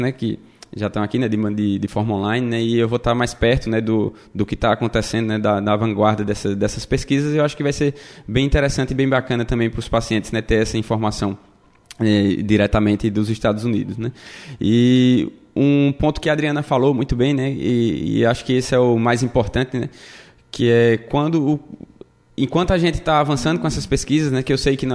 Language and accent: Portuguese; Caruaru, Pernambuco, Brazil; now in United States; Isso, isso. Vim lá de Caruaru, terra boa, viu? Bom de ir no São João, como Emílio e dançar forró.